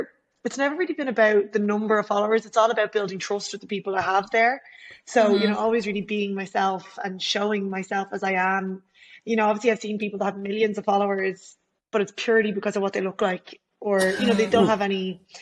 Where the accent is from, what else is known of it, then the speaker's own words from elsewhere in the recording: Ireland; I'm from Ireland.